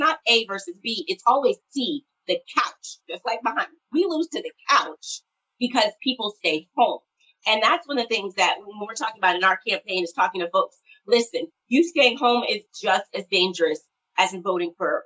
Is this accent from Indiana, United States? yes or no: yes; South Bend, Indiana, United States; I also am from South Bend, Indiana, went to high school with Pete